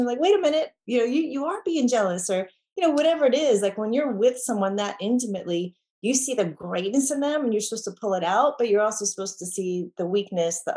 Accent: New York, United States; now in Texas, United States; I grew up in New York. I'm in Texas

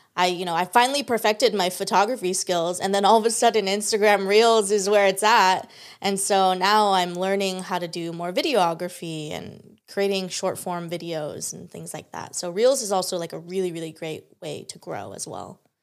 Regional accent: San Diego, California, United States; I'm so excited to be a local San Diegan

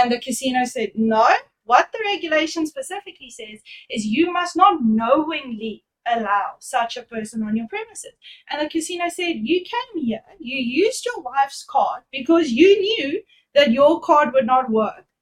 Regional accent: Durban, KwaZulu-Natal, South Africa; I'm actually from Durban.

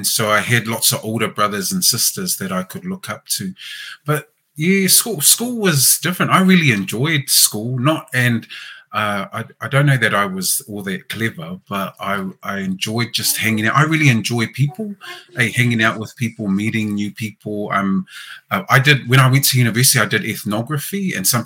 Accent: Auckland, New Zealand; we grew up on Preston, in Ōtara, and was really good there

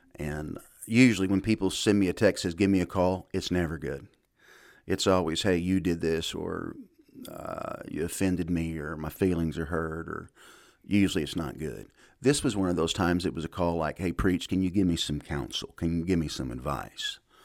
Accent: United States; I'm a Christian before I'm an American

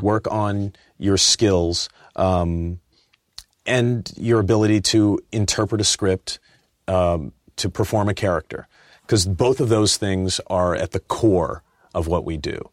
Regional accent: Inglewood, California, United States; I was raised in Inglewood, um, and, uh, my mom's from Arkansas

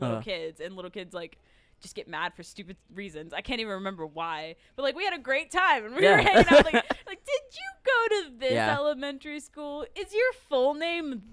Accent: Odessa, Texas, United States; now in Austin, United States; I'm from Odessa

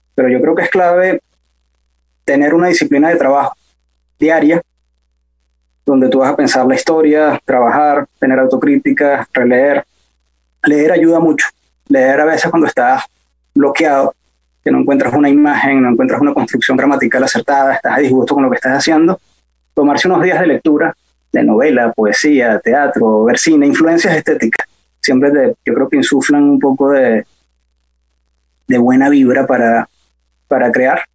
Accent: Santa Mónica, Capital District, Venezuela; also born or lived in Bello Monte; yo nací en Santa Mónica y crecí en Santa Mónica

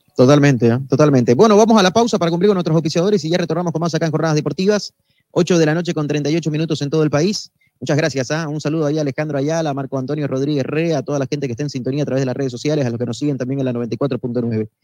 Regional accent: Bolivia

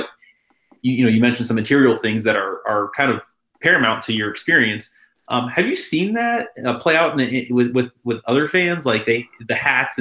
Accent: Bay Area, California, United States; moved away; also born or lived in Chicago; I grew up in the Bay Area up north, from Chicago

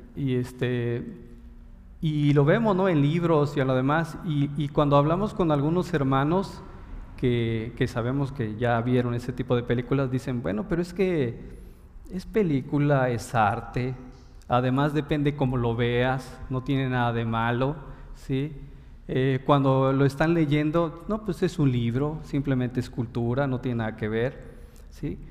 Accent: Mexico; como buenos mexicanos estudiosos

